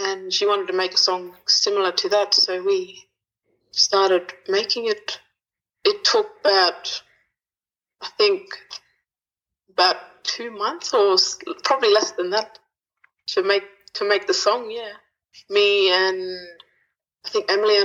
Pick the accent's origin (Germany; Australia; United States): Australia; South Australia; now in Norseman, Australia; I'm originally from South Australia, but I'm living in Norseman now.